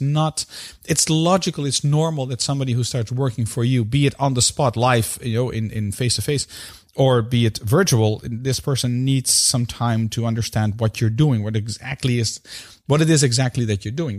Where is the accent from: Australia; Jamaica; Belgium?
Belgium; In my home country, where I currently live, which is Belgium